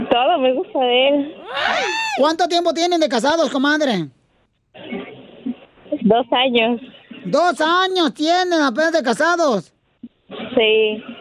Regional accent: Guerrero, Mexico; moved away as an adult; now in Dallas, United States; También soy de Guerrero, pero andamos aquí en Dallas.

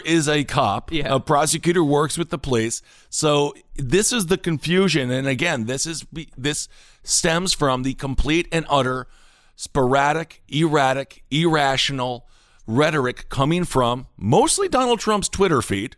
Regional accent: Wisconsin, United States; Kenosha, Wisconsin, my home state

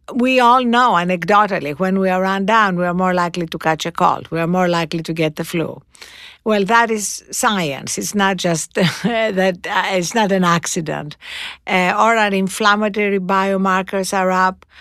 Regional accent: Greece; moved away; when I was growing up in Greece

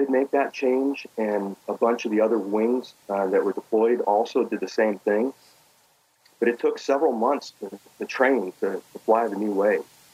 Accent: Los Angeles, California, United States; born or raised there; also born or lived in Belgrade, Serbia

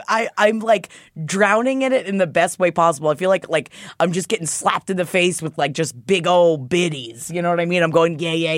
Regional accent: Florida, United States; I grew up in Florida.

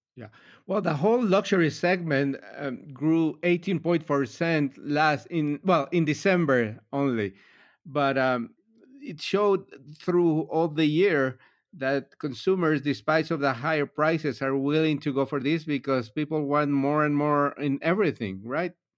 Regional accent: Miami, Florida, United States; I'm from Miami

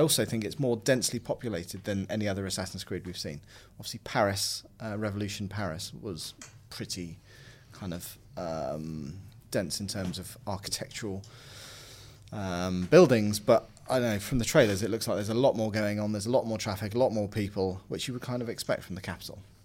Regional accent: London, United Kingdom; my hometown even, of London

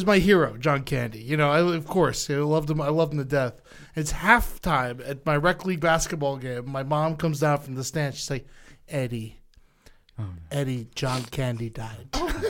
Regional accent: the South, United States; also born or lived in Tallahassee, Florida; we grew up in the South.

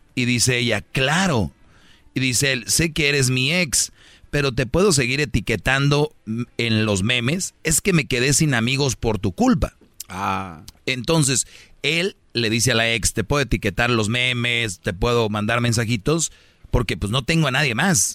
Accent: Monterrey, Nuevo León, Mexico; en Monterrey, de donde soy yo

